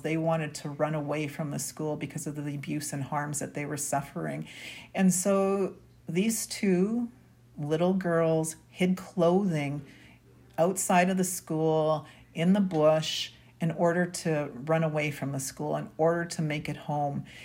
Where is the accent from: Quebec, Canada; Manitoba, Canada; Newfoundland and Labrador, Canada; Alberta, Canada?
Manitoba, Canada; Winnipeg; I was born and raised here in Winnipeg, Manitoba.